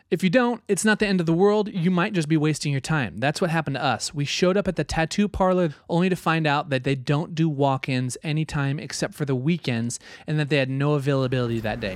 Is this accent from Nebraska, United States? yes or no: yes; Nebraska, United States; I grew up in Nebraska